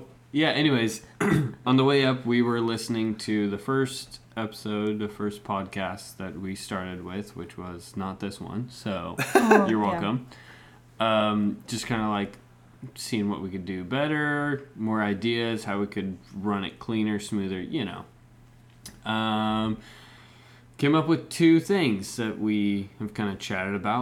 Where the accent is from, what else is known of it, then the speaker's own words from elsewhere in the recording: Mexico; moved away; also born or lived in Bend, Oregon; raised in Mexico